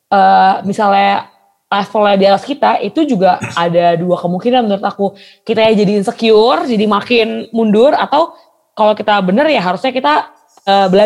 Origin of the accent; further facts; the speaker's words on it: Indonesia; Kalau udah kayak ih mantap, apalagi waktu aku kan Batak.